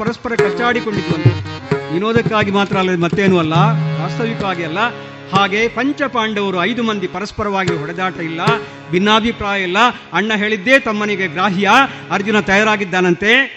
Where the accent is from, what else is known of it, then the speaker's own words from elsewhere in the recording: Malayali, Kerala, India; first language Malayalam; Kannada is a second language; ನಮ್ಮ ಮಲಯಾಳಿ ಭಾಷೆಯಲ್ಲಿ